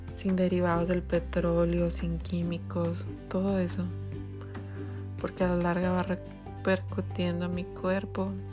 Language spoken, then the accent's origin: Spanish; Mexico; also born or lived in Ireland / Canada; Soy mexicana, tengo 28 años